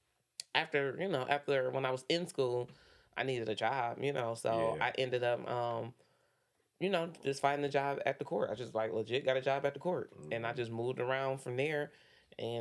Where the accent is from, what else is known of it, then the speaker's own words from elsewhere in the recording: Detroit, Michigan, United States; I grew up on West Side on Finkel. I went to Cooley.